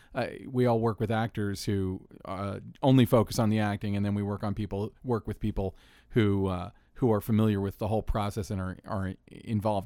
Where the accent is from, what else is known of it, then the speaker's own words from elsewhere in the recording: Orlando, Florida, United States; my hometown, Orlando, Florida